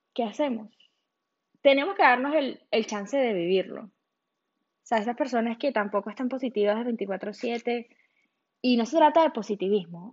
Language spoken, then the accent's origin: Spanish; Venezuela; moved away as an adult; now in Miami, United States; yo soy de Venezuela